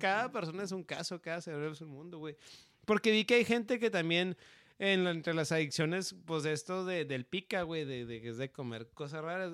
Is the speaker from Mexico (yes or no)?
yes; northern Mexico, Mexico; mexicano del norte